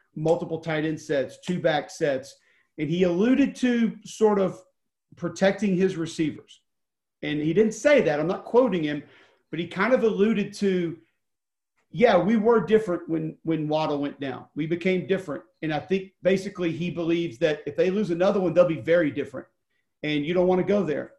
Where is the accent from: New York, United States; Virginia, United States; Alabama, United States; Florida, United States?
Alabama, United States; Homewood; I was from Homewood